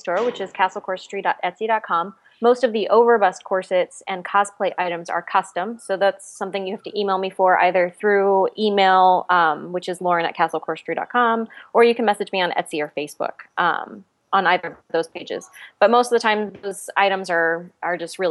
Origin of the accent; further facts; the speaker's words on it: Texas, United States; now in Los Angeles, United States; I'm from Texas, so I'm used to like 110 degrees, but I don't know what winter is